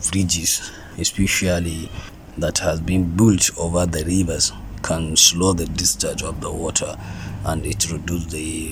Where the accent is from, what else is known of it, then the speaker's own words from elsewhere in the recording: Jigawa, Nigeria; I'm from Jigawa, we have 27 local government.